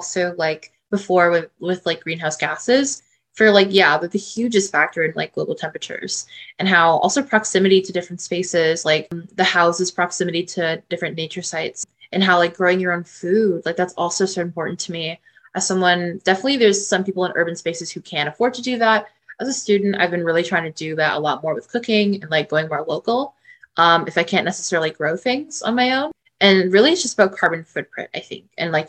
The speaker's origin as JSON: {"language": "English", "town": "Toronto", "region": "Ontario", "country": "Canada", "said": "I'm from Toronto"}